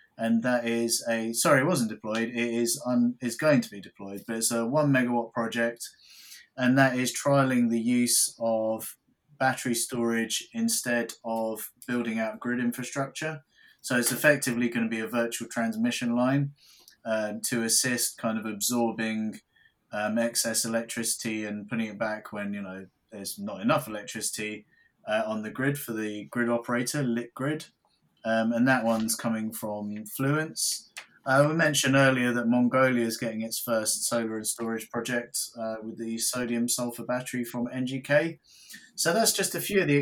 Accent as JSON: {"language": "English", "country": "United Kingdom", "said": "us as British people"}